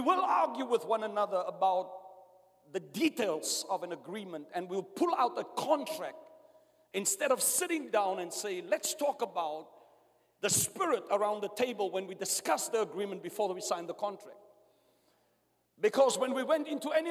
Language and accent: English; South Africa; I was born under apartheid in South Africa.